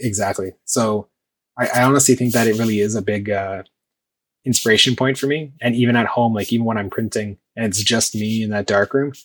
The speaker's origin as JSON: {"language": "English", "town": "Toronto", "region": "Ontario", "country": "Canada", "said": "I'm from Toronto"}